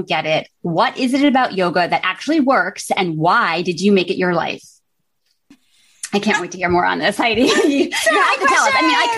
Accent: Greenwich, Connecticut, United States; Jamie and I both grew up in Greenwich, Connecticut

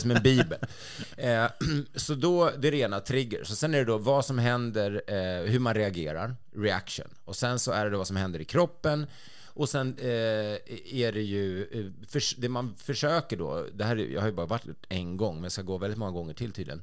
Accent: Sweden; som svensk

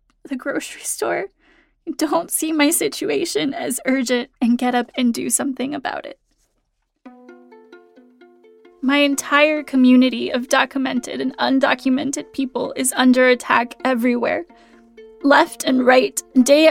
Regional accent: Phoenix, Arizona, United States; also born or lived in Mexico; from ages 5 to 18, I grew up in Phoenix, Arizona

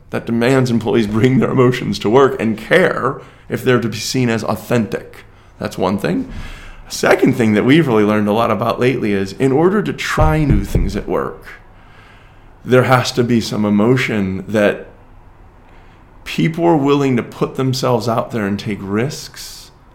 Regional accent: United States; even as an American.

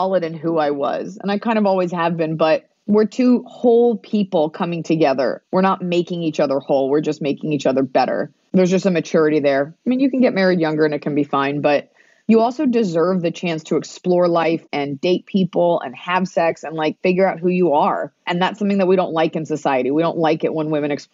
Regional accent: Texas, United States; I'm from Texas, but my parents were Jewish and my parents are from New York

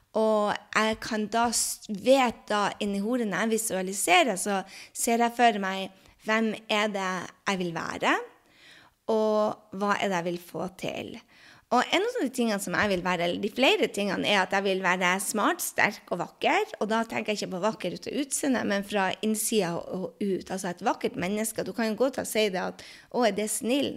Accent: Norway; moved away as an adult; also born or lived in Drøbak, Norway / New York, United States / France; now in United States; mange av oss hjemme i Norge

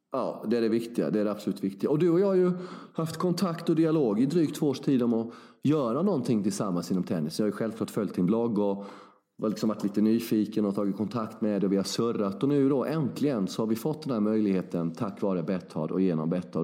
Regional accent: Värnamo, Jönköping County, Sweden; jag är ju från Värnamo, sex mil från Växjö

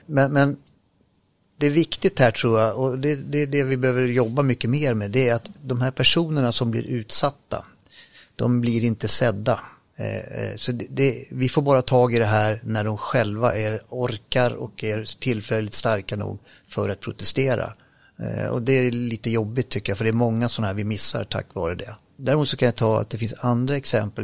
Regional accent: Grimsås, Västra Götaland, Sweden; accent: västgötska; jag kan lite västgötska också för den delen, men, men eh, eftersom jag är född i Grimsås

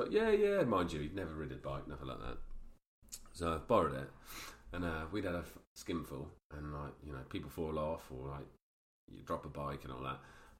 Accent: London, United Kingdom; born there; also born or lived in Cumbria, United Kingdom; Well, no, I lived up there for a few years. I was born in London. We've been around. We're travellers, my family.

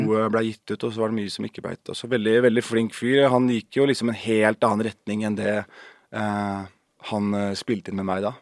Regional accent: Horten, Vestfold, Norway; Vi er fra Horten

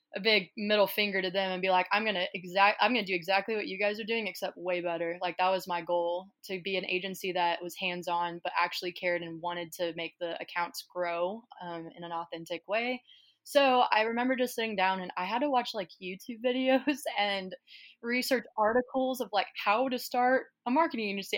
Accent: Kansas City, Missouri, United States; I am from Kansas City, Missouri

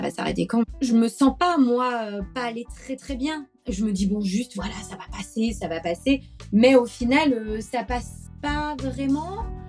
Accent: Brittany, France; also born or lived in Paris; now in Bordeaux, France; je suis née en Bretagne dans les années 80

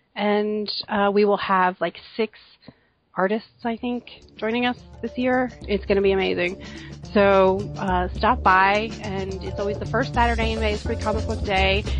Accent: New Jersey, United States; I am from New Jersey

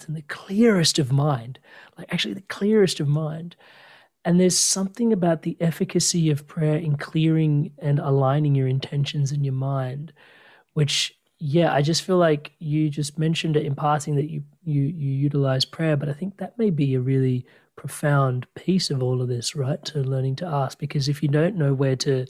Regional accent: Australia; I was born in Australia

